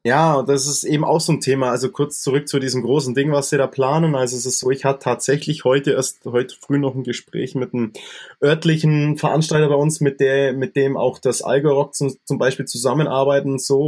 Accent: Allgäu, Bavaria, Germany; bei uns im Allgäu

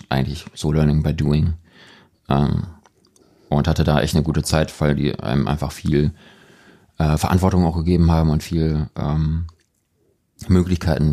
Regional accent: Hamburg, Germany; now in Cologne, Germany; ich bin in Hamburg aufgewachsen

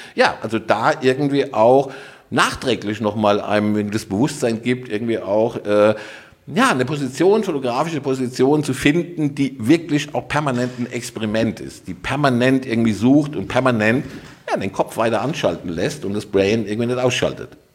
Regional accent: Rhineland-Palatinate, Germany; also born or lived in Dortmund; now in Cologne, Germany; ich bin Pfälzer, ja, also und äh, aber tatsächlich Wahlkölner

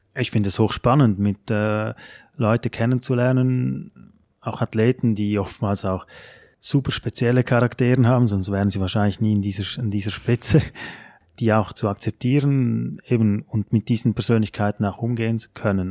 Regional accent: Switzerland; moved away as an adult; now in Germany; bei uns in der Schweiz

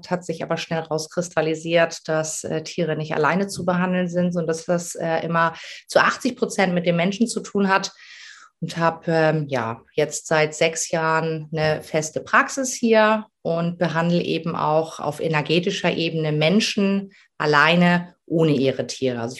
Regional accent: Ramelsloh, Lower Saxony, Germany; ich komme aus Ramelsloh, das ist äh, unter Hamburg.

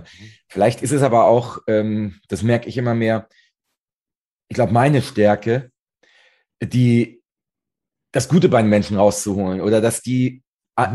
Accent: Northern Germany, Germany; ich komme ja aus Norddeutschland, direkt hier an der schönen Ostsee

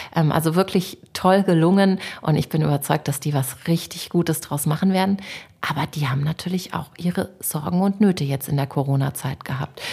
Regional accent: Munich, Bavaria, Germany; ich bin in der Stadt geboren

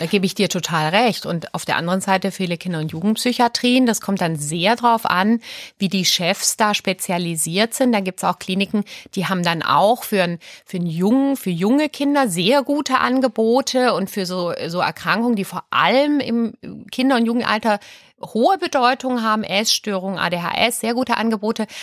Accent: Aalen, Baden-Württemberg, Germany; moved away as an adult; also born or lived in Sweden / Berlin; Ich bin ja Schwedin. Und die ersten drei Lebensjahre war ich auch noch in Schweden. Und dann sind meine Eltern aber nach Süddeutschland. Und ich bin im Ostalbkreis groß geworden, auf der Schwäbischen Alb

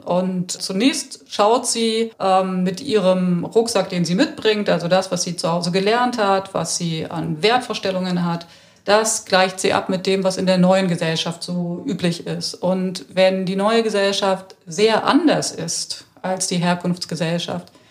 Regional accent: Rostock, Mecklenburg-Vorpommern, Germany; now in Berlin, Germany; Aufgewachsen bin ich in Rostock, das heißt an der Küste

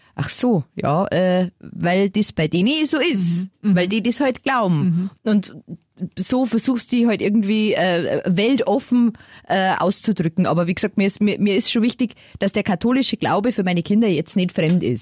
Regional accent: Lower Bavaria, Germany; ich komme aus Niederbayern

